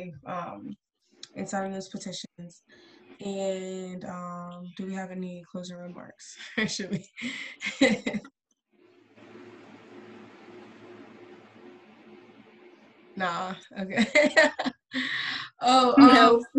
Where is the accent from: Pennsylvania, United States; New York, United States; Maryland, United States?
Pennsylvania, United States; Central; we're from Central PA